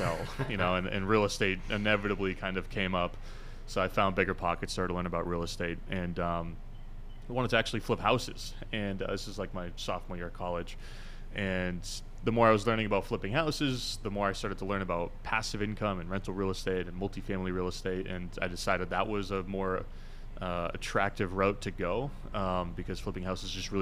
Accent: Chester, New Hampshire, United States; moved away as an adult; also born or lived in Boston; I grew up in southern New Hampshire, a very small town called Chester

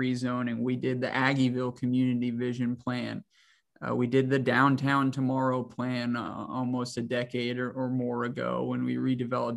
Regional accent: Hays, Kansas, United States; also born or lived in Manhattan, Kansas; I'm from Hayes, Kansas.

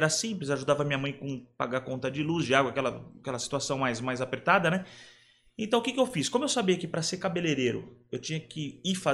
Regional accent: São Paulo, Brazil; eu fui criado aqui em São Paulo pelos meus avós e minha mãe

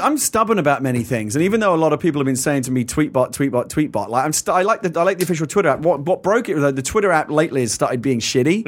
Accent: England, United Kingdom; now in United States; as an Englishman

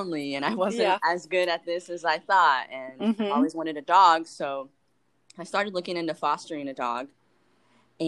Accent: Anaheim, California, United States; also born or lived in Buena Park / Huntington Beach; now in Long Beach, United States; I was born in Anaheim

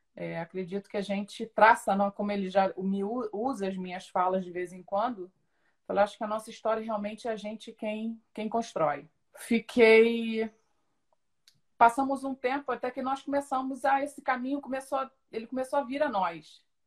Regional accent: São Gonçalo, Rio de Janeiro, Brazil; eu sou de São Gonçalo, nasci em São Gonçalo, cresci lá

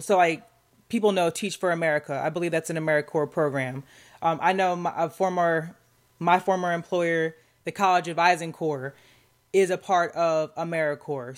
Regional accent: Southeast, United States; I'm from the Southeast, but, you know, up north.

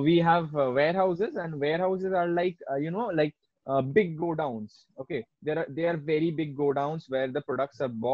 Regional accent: Kolkata, West Bengal, India; now in Bangalore, India; I'm from Kolkata

